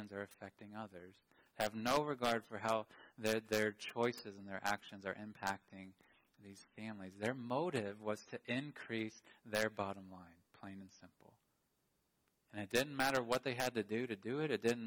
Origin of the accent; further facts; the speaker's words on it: United States; I love being an American